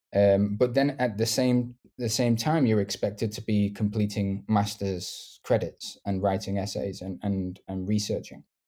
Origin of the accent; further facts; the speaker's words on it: the north of England, United Kingdom; accent: northern; maybe don't have the stereotypical accent because I'm from the north